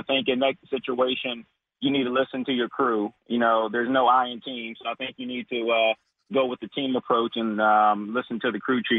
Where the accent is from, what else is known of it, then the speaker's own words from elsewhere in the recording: Washington, District of Columbia, United States; moved away as an adult; now in Corpus Christi, United States; I'm a transplant. I am from the Washington, D.C. area. I moved down here about 2 months ago.